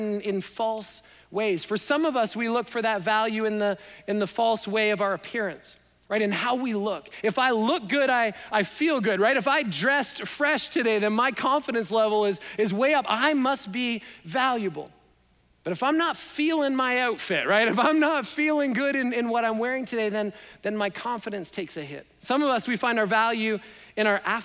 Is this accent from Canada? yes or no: yes; Canada; now in United States; I'm Canadian